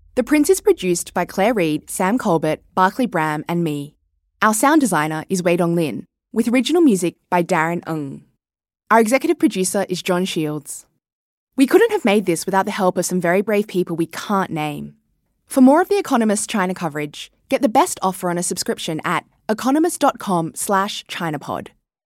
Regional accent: Sydney, New South Wales, Australia; moved away as an adult; I was born and raised in Sydney, and in many ways, had a typical Australian childhood

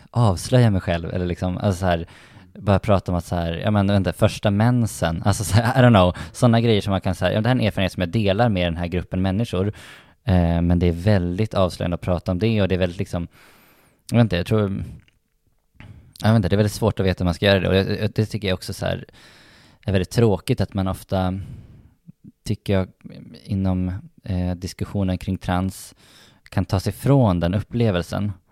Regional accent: Umeå, Västerbotten County, Sweden; jag tycker ju om Umeå jättemycket faktiskt. Eh, och jag var väldigt glad att jag växte upp där.

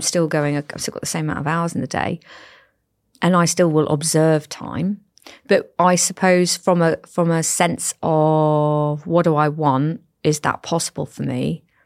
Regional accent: Cornwall, South West England, United Kingdom; moved away as an adult; also born or lived in the Midlands; I am from Cornwall

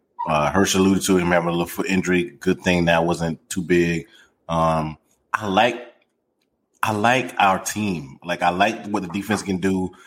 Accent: South Carolina, United States; Hey, CJ, I'm from South Carolina.

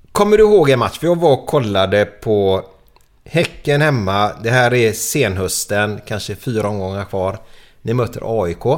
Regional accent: Gothenburg, Västra Götaland, Sweden; jag är uppvuxen i Frölunda

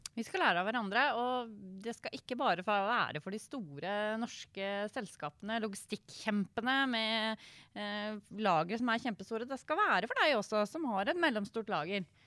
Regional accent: Indre Østfold, Norway; jeg er en Sivøk fra Indre Østfold

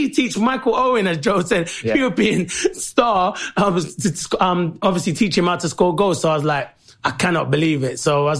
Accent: London, United Kingdom; growing up, South London, on the estates

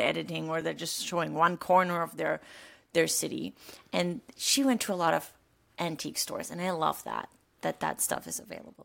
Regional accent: Rhineland, Germany; now in Florida, United States; I'm from the Rhineland

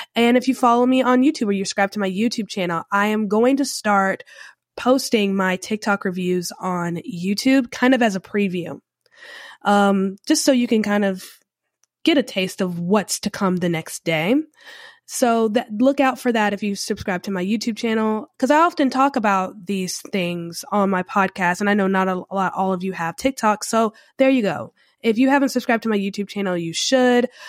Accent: Charlotte, North Carolina, United States; now in New Orleans, United States; I'm originally from the Charlotte area, North Carolina

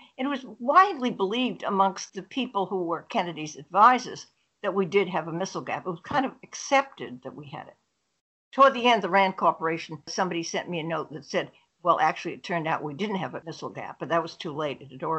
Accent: East of England, United Kingdom; I was at home where I grew up in Essex.

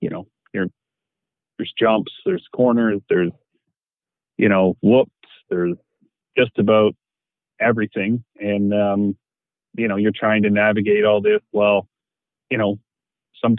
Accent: Canada; being Canadian

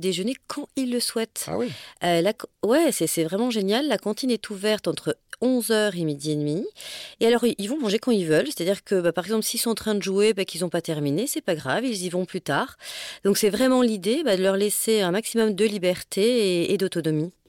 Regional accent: Auvergne-Rhône-Alpes, France; moved away; je suis originaire d'Auvergne

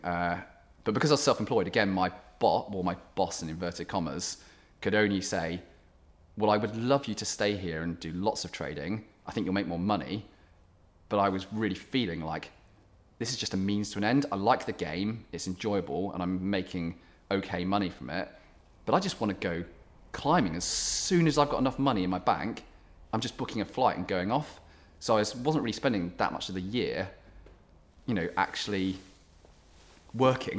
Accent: Cornwall, South West England, United Kingdom; born or raised there; moved away as an adult; also born or lived in South Africa / London; now in Sheffield, United Kingdom

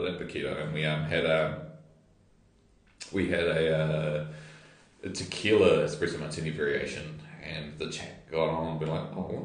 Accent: Waikato Beach, New Zealand; now in Wellington, New Zealand; growing up in Waikato Beach

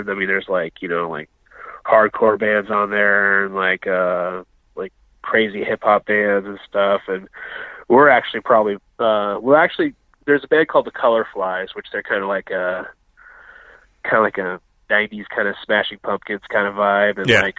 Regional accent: Colville, Washington, United States; Like, I'm from Colville, and a lot of people call that Colville. That's a town like 80 miles north of here, and there's a Colville Indian tribe too.

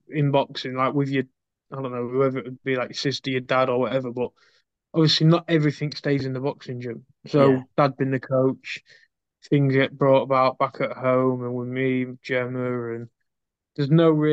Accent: Scunthorpe, Yorkshire and the Humber, United Kingdom; I'm from Scunthorpe

